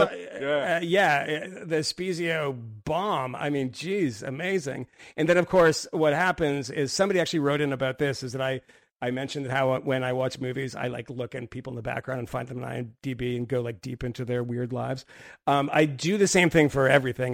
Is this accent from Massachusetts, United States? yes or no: yes; Boston, Massachusetts, United States; I'm from Boston. I grew up going to Boston sporting events